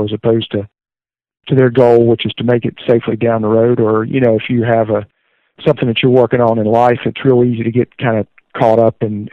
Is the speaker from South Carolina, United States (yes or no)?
yes; Greenville, South Carolina, United States; I was born in Greenville, South Carolina, and raised in the area